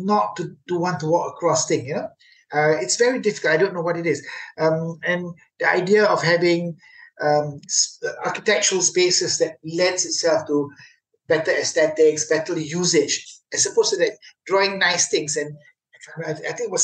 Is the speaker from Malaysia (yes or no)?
yes; Penang, Malaysia; I come from Penang